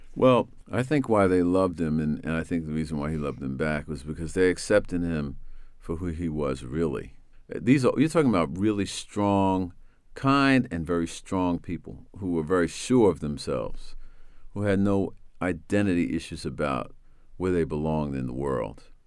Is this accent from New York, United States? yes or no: yes; New York, United States; I'm from New York.